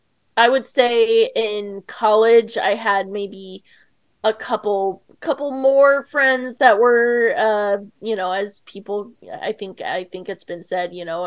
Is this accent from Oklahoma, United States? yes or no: yes; Edmond, Oklahoma, United States; I've lived all over, but mostly I would say Oklahoma is kind of where I lived in middle school and high school and college. I lived in Edmond, Oklahoma. It's not super small town, but I didn't really fit in there.